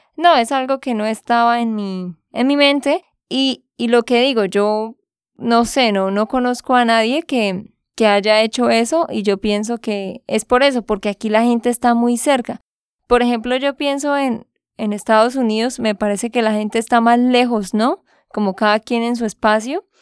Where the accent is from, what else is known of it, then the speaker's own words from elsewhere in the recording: Santander, Colombia; de Santander, Colombia.